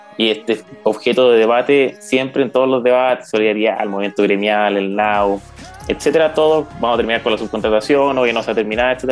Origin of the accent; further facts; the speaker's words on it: San Fernando, O'Higgins, Chile; moved away as an adult; now in Santiago, Chile; no soy de Santiago, eh, soy de la sexta región, ya en San Fernando. Estudié el jardín infantil y el colegio ahí.